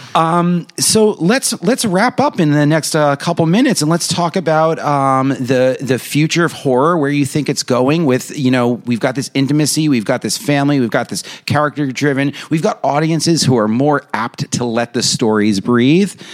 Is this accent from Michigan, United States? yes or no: no; New York, United States; I'm from New York. We're in a bubble too.